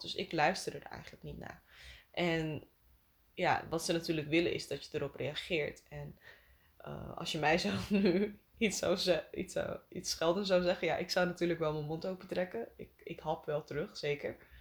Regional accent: Friesland, Netherlands; now in Amsterdam, Netherlands; Ik ben opgegroeid in Friesland

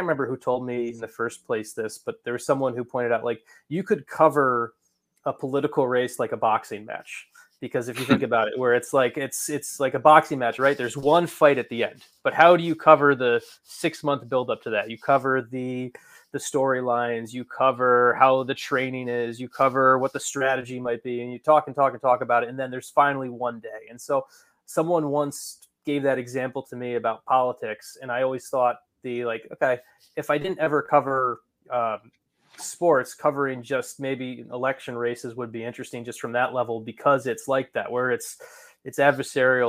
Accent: New Jersey, United States; I grew up in New Jersey, so I grew up as a big Devils fan in North Jersey

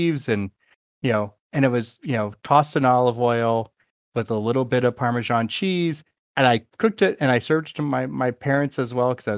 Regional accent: the South, United States; moved away; also born or lived in New York / Chicago; I was from the South

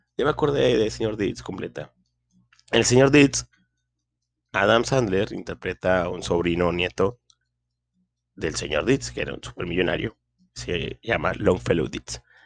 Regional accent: Linares, Nuevo León, Mexico; aquí en mi pueblo, Linares, Nuevo León

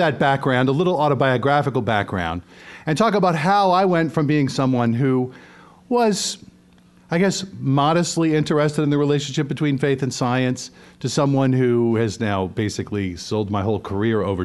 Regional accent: New Orleans, Louisiana, United States; moved away as an adult; now in northern Indiana, United States; I'm from New Orleans, Louisiana, the beautiful city where I, where my wife Christine and my children were all born, and which, up until the summer of 2018, was our home. 44 of my 51 years of life were spent right in that city

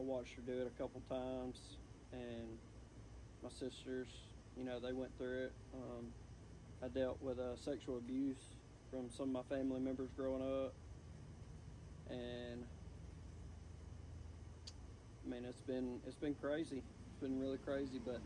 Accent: Blue Springs, Mississippi, United States; A lot of y'all know I grew up in Blue Springs, Mississippi

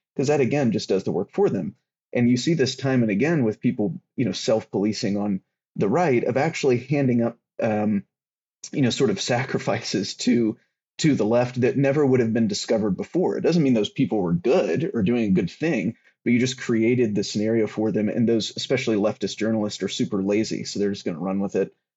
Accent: the South, United States; I grew up in the South

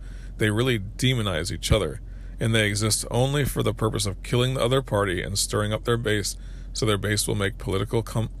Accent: New England, United States; also born or lived in New York; I'm a real New Englander. I was born in New York, but I grew up in New England.

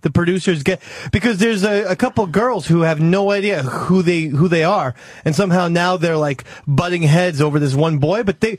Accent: Spring Lake, New Jersey, United States; I grew up in Spring Lake.

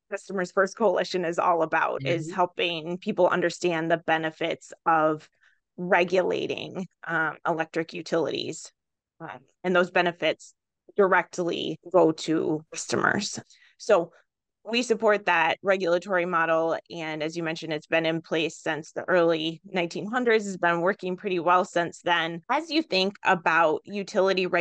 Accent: Wisconsin Rapids, Wisconsin, United States; I'm from Wisconsin Rapids, which is a municipally served community.

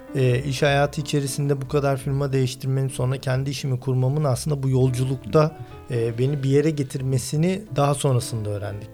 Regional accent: Istanbul, Turkey; Bizim bütün çocukluğumuz deniz kenarında geçti

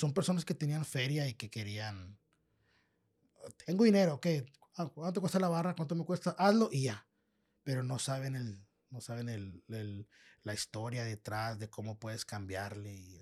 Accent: Piedras Negras, Coahuila, Mexico; first language Spanish; also born or lived in Los Angeles, California / Eagle Pass, Texas / Laredo, Texas / San Francisco; nací en Los Ángeles, California. Hace, en, a los, al año de nacido me trajeron para Piedras Negras. Ajá. Y estuve aquí estudiando en Piedras Negras

